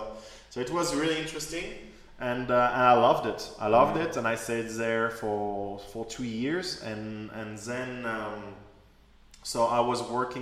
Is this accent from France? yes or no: yes; France; moved away; I was born and raised in France.